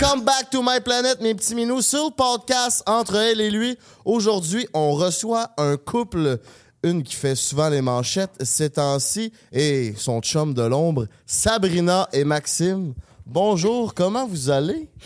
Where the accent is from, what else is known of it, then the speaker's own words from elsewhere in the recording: Quebec City, Quebec, Canada; now in Montreal, Canada; on vient de Québec